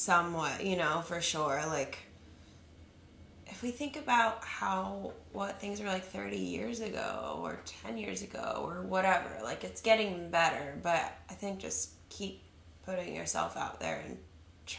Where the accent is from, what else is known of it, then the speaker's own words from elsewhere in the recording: California, United States; accent: LA accent; now in New York, United States; growing up in California, moving to New York